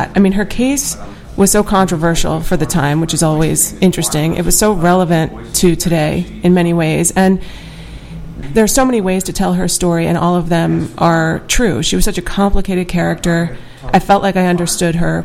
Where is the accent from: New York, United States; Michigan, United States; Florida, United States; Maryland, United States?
New York, United States; Pearl River; also born or lived in Bronx, New York; raised in Rockland County in Pearl River